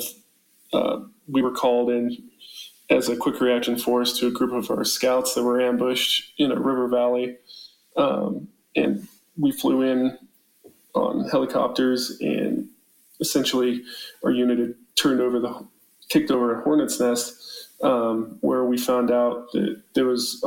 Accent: Colorado, United States; I grew up in Colorado

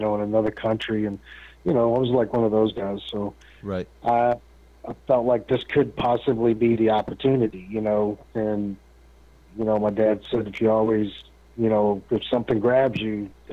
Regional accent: Waynesboro, Virginia, United States; moved away; back home where I lived in Waynesboro, Virginia. That's where I'm from

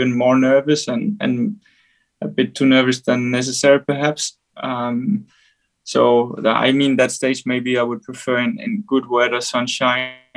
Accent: Denmark; I'm from Denmark

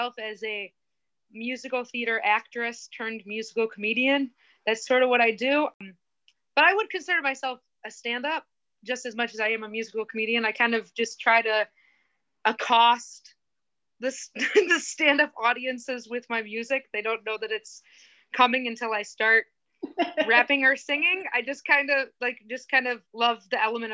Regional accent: Indiana, United States; I grew up in Indiana

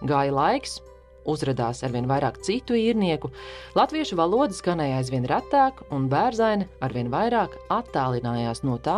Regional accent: Latvia; Jo mēs gatavojam visu tikai pēc antīkām metodoloģijām, tikai uz atklātas uguns. Un mēs visi esam latvieši.

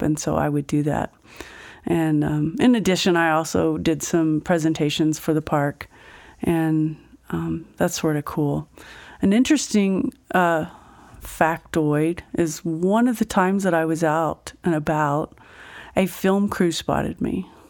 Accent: Fort Worth, Texas, United States; moved away as an adult; also born or lived in Mineral Wells, Texas; now in Grand Junction, United States; I didn't live there very long, but then I grew up in South, um, South, uh, Fort Worth

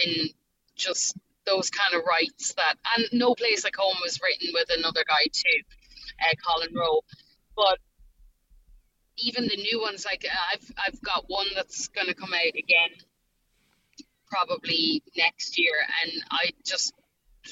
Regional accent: Ireland; accent: Irish; moved away as an adult; now in Nashville, United States; I'm an Irish girl in America with the accent

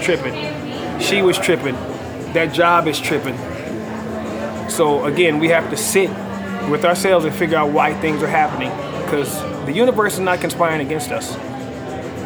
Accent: Los Angeles, California, United States; also born or lived in Orange County, California; I was born in Orange County, California, and raised in South Central Los Angeles. I did most of my early years in South Central Los Angeles and went to my junior high school and high school years in Orange County.

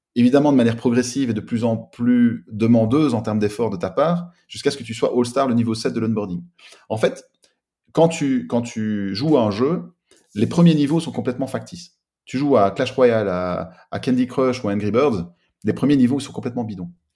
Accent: Belgium; also born or lived in Liège / south of France; je vis à cheval entre le sud de la France et la Belgique, puisque je suis belge et que mes sociétés sont en Belgique

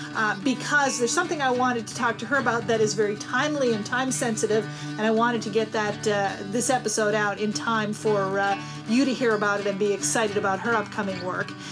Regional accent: Newfoundland and Labrador, Canada; the education that we got in Newfoundland when I grew up

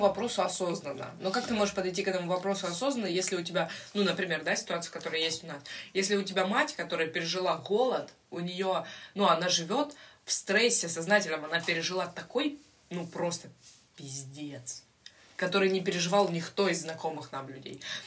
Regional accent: Ukraine; у нас с детства, как бы знаешь, там с первого класса нам втюхивают эту хуйню про то, что Украина бідна доля

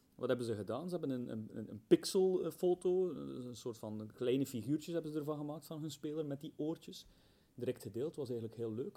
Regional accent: Belgium; ik kom uit België.

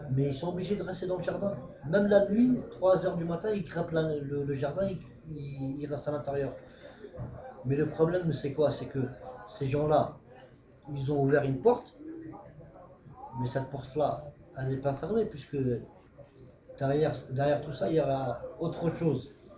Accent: France; on a grandi en France

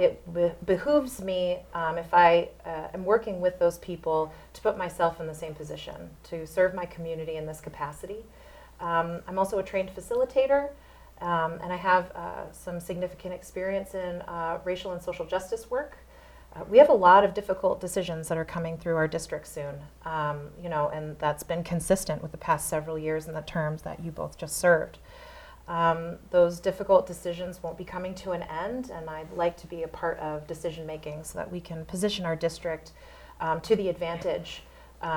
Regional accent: Bow, New Hampshire, United States; now in Concord, United States; I grew up really nearby in Bow, incredibly familiar with this area

